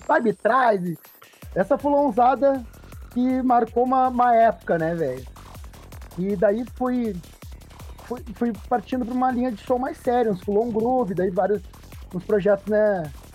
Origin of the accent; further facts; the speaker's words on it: Porto Alegre, Rio Grande do Sul, Brazil; Sou de Porto Alegre, Rio Grande do uhum. Sul. Sempre morei, morei na capital